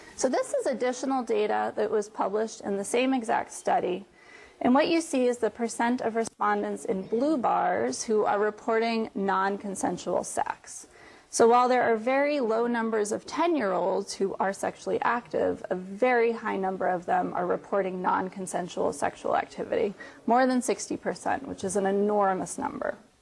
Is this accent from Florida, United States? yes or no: yes; Florida, United States; moved away; in Florida, um, which is my home state